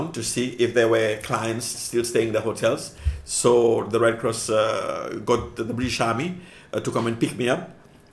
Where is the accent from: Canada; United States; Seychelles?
Seychelles; moved away; also born or lived in Cyprus / London; I grew up in Seychelles in a big poor family